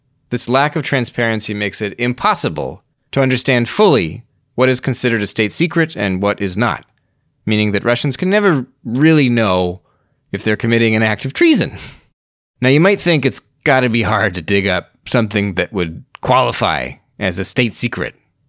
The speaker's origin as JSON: {"language": "English", "country": "United States", "said": "Being an American"}